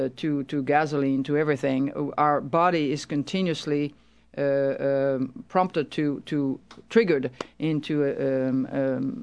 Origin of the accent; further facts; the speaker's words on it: Toulouse, Occitania, France; moved away; I was born in Toulouse, which is the Languedoc area.